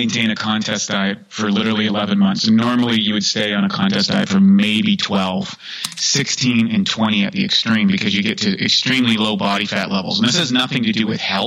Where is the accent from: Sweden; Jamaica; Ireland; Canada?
Canada; I grew up in Canada